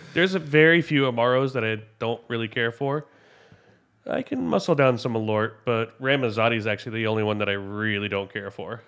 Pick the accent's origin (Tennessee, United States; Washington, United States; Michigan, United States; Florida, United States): Tennessee, United States; Memphis; moved away; growing up in Memphis